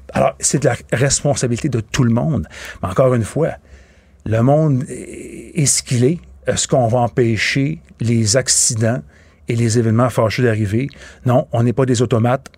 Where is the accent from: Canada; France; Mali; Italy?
Canada; Boucherville, Quebec; je viens de Boucherville.